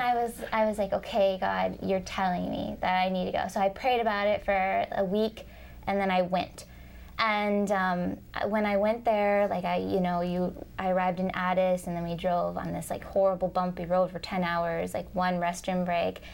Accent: Minnesota, United States; I'm from Minnesota originally, but I'm moving to Canada.

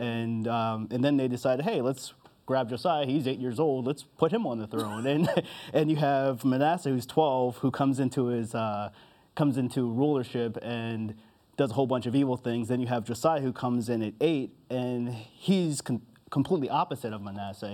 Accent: New Jersey, United States; also born or lived in Harrisburg, Pennsylvania; I was born in Harrisburg, Pennsylvania, but I kind of consider myself from Jersey since I lived there most of my life

